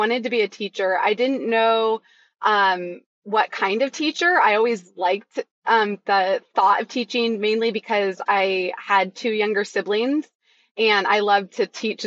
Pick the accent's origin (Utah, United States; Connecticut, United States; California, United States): California, United States; Chico; I grew up in Chico, California